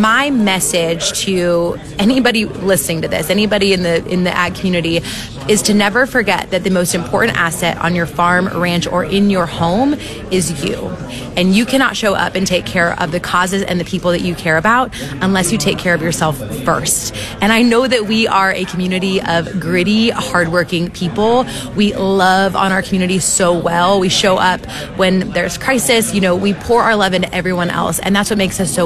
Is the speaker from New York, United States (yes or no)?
no; California, United States; now in Kentucky, United States; Growing up in California, moving to Kentucky